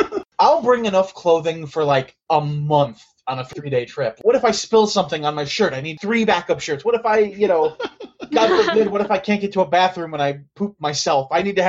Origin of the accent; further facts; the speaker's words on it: Santa Clarita, California, United States; See, I say that, but I'm from Santa Clarita, so I have no right to shit on Pasadena.